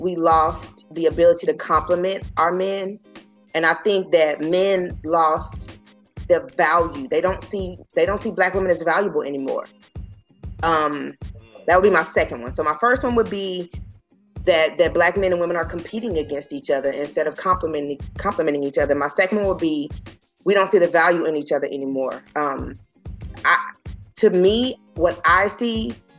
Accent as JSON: {"language": "English", "area": "Dallas-Fort Worth area", "region": "Texas", "country": "United States", "said": "I come from the Dallas-Fort Worth area"}